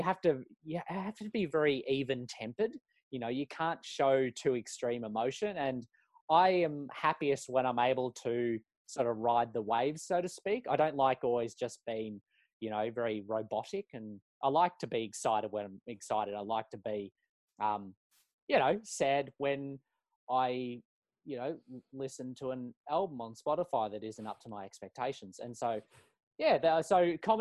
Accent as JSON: {"language": "English", "town": "Melbourne", "region": "Victoria", "country": "Australia", "tie": "born or raised there", "also_born_or_lived": "Mitcham, Victoria / Heathmont, Victoria", "moved": "as an adult", "lives_now": "Auckland, New Zealand", "said": "I'm from Melbourne. I was born in Mitcham and grew up in Heathmont for the first, was 6 or 7 years of my life, and then lived in Warrenwood for the rest of it."}